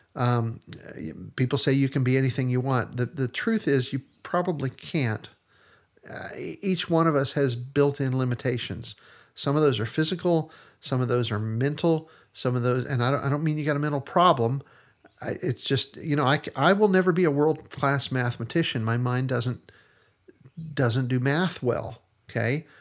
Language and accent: English; Pennsylvania, United States; also born or lived in Texas; now in Middle Tennessee, United States; I grew up in Pennsylvania